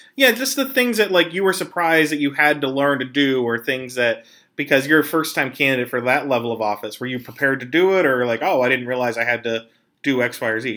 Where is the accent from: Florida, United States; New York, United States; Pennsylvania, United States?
Pennsylvania, United States; I'm from Pennsylvania